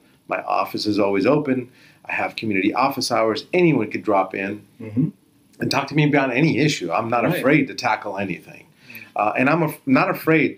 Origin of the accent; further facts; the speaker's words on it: San Jose, California, United States; also born or lived in Beirut, Lebanon; I was grew up right here in San Jose on Blossom Hill and Lean Avenue